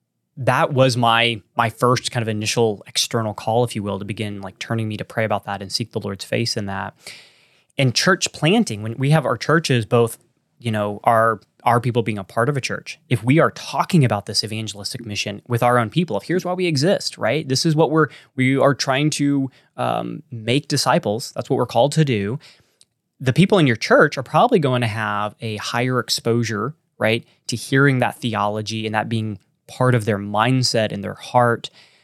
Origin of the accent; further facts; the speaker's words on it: Texas, United States; accent: Texan; That's my Texan accent.